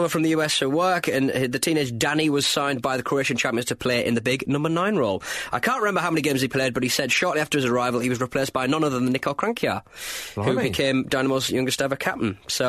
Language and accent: English; Wales, United Kingdom; I'm also a Welsh under-15, under-16, under-18 and under-21 international.